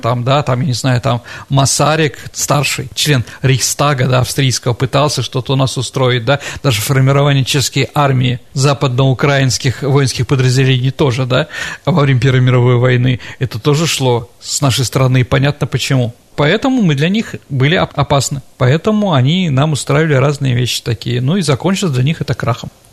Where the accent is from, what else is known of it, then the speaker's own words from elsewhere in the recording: Saint Petersburg, Russia; как ленинградец